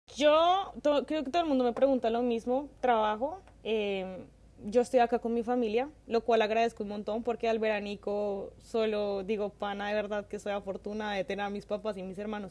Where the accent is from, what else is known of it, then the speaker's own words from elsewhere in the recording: Colombia; now in London, Canada; como tantos colombianos